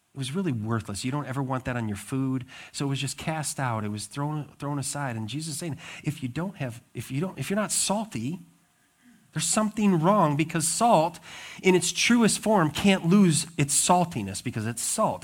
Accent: Montana, United States; also born or lived in Wisconsin; now in Michigan, United States; I grew up in Montana

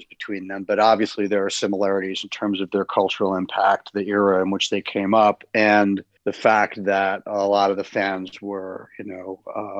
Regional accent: United States; I grew up in the States and largely in the 70s

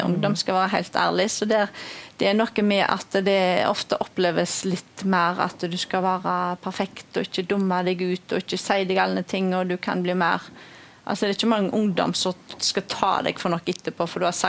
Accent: Skjold, Rogaland, Norway; now in Bømlo, Norway; kommer fra Skjold, men jeg har bodd 30 eh, år på

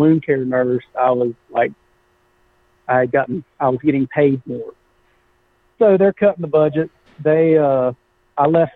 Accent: Winter Garden, Florida, United States; moved away as an adult; also born or lived in Clermont, Florida / South Georgia; I grew up in Central Florida, in a small town called Winter Garden, just outside of Orlando. And then in high school, we moved to Claremont, Florida

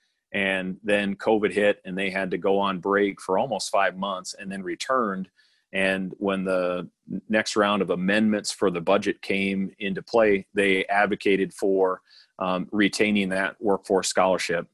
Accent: Pierre, South Dakota, United States; moved away as an adult; also born or lived in Stanley County, South Dakota / Iowa; now in Nebraska, United States; my hometown of Pierre, South Dakota

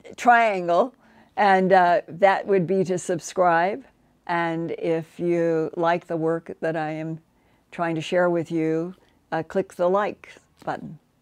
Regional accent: United States; I grew up as an American

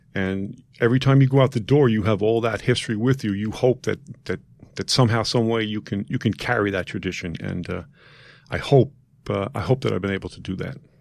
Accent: New York City, New York, United States; I grew up in Queens, uh, within the confines of, uh, Saint Teresa's Parish.

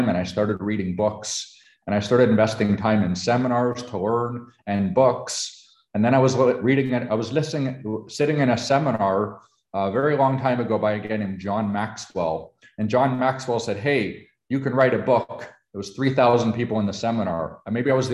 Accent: Canada; now in United States; I am a Canadian. I was Canadian born.

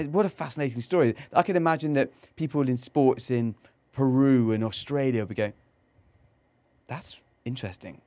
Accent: Cornwall, South West England, United Kingdom; moved away; I grew up in England, um, in, in Cornwall

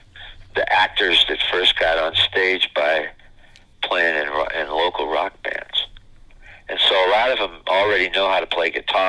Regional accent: Midwest, United States; And, I'm this hick from the Midwest coming together and making it work.

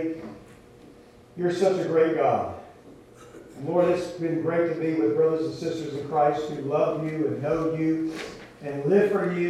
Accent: Louisiana, United States; I grew up in Louisiana

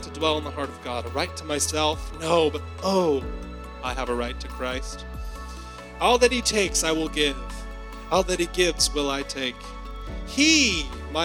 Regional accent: Alabama, United States; I'm from Alabama

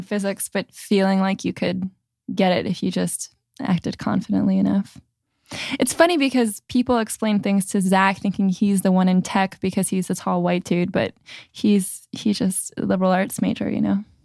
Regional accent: New Jersey, United States; now in San Francisco, United States; I'm from New Jersey

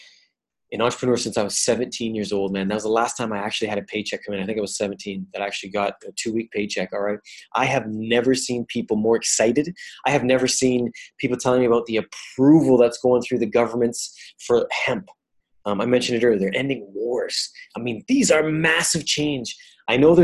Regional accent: Canada; also born or lived in Italy; I come from Canada.

